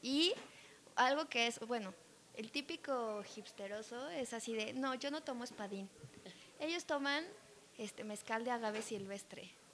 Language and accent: Spanish; Mexico; also born or lived in Canada; Ya se acabó mi tiempo en Canadá. Regresé a México